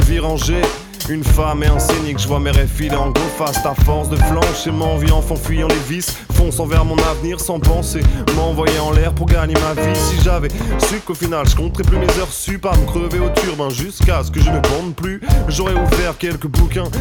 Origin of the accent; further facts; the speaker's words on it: Angers, Pays de la Loire, France; also born or lived in Tours; moi, je suis né à Angers